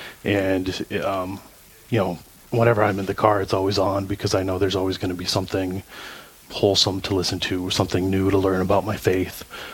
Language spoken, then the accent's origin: English; Minneapolis, Minnesota, United States; moved away as an adult; now in Ely, United States; I live in Ely right now, originally from the Twin Cities, but my family moved up here about a year ago or so.